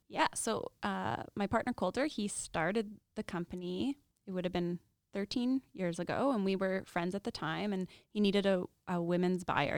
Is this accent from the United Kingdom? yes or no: no; Regina, Saskatchewan, Canada; also born or lived in Lethbridge; I am born and raised in Regina